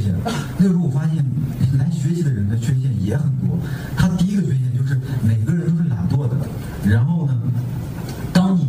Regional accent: Shandong, China; 因为我我是一个山东人，我是吃面食的，我不知道在座的有多少吃面食的。但我我在外外地呢，我就会有一个特别痛苦的痛苦的点，就是我吃不到我我我我小的时候吃的那个味道，那个面食。

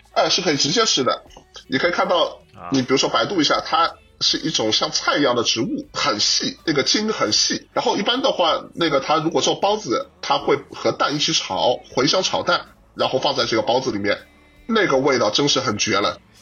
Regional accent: Shanghai, China; 我们上海这边

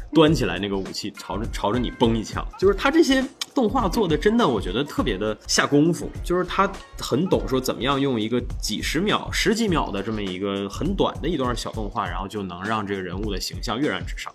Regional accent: northern China, China; now in Harbin, China; 身为一个北方人，就是 A K A 汉地人，身为一个汉地人

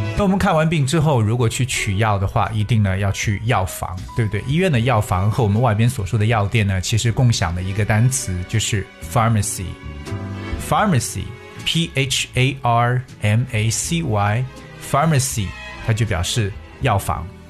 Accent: China; 我们中国人都特别喜欢的一个

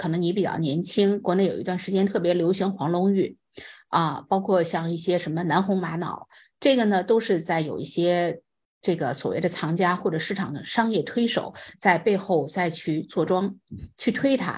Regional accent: China; now in United States; 你像我们都是从中国来到美国的，还得要考虑它具不具国际化眼光

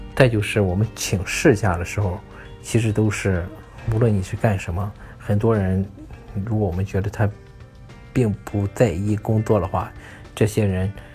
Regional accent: China; now in United States; 我们中国人

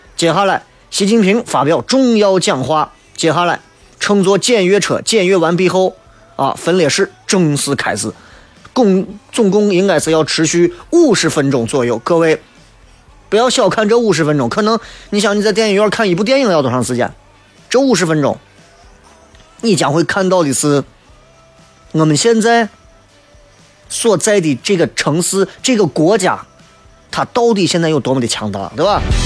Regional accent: China; 作为一个中国人

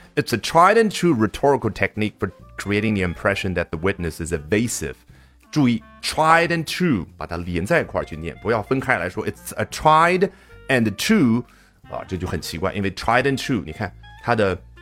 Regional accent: China; 这是我们中国人的角度

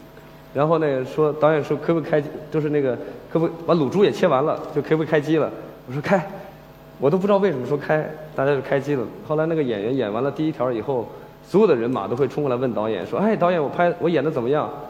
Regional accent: Huantai, Shandong, China; 就是我是环台县的人，从小在农村长大。

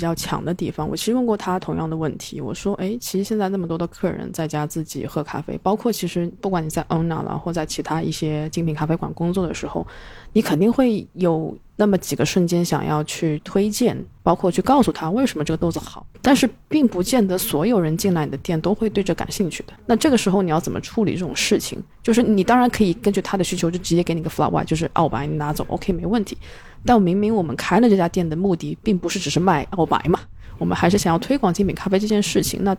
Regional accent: China; 因为我们中国人都是被打压式教育，所以听到"教育"两个字就是心头一紧

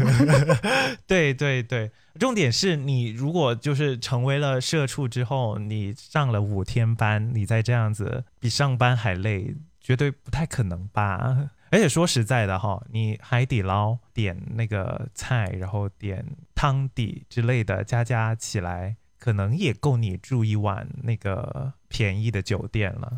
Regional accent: Guangdong, China; 广东人是一定要有绿叶菜的

